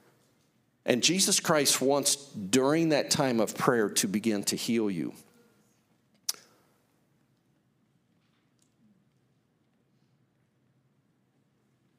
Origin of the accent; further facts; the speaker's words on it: Greenfield, Indiana, United States; we grew up in Greenfield, a community of about 10,000 people. I grew up beyond there, about 10 miles